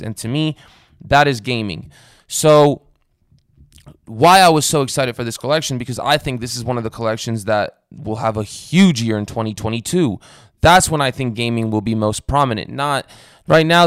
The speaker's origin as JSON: {"language": "English", "country": "Romania", "tie": "born or raised there", "moved": "yes", "said": "I was born in Romania"}